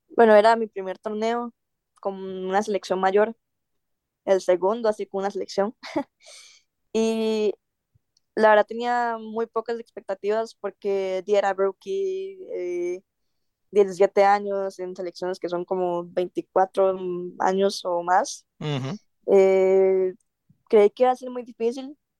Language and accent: Spanish; Costa Rica; yo soy una costarricense de 18 años